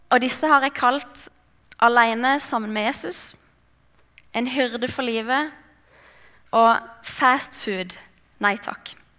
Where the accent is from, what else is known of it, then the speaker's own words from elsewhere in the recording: Mandal, Agder, Norway; jeg kommer fra Mandal på Sørlandet